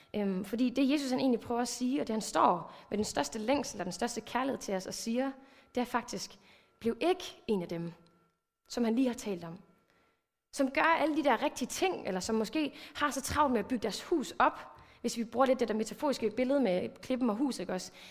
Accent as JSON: {"language": "Danish", "area": "Thy", "region": "North Denmark Region", "country": "Denmark", "tie": "born or raised there", "moved": "yes", "said": "jeg er vokset op i en pinsekirke. Jeg kommer over fra Thy området af"}